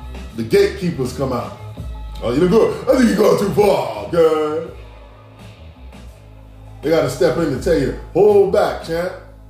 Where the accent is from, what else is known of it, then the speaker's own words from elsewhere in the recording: New York City, New York, United States; I come from South Jamaica. I mean, I come from South Hawks Squares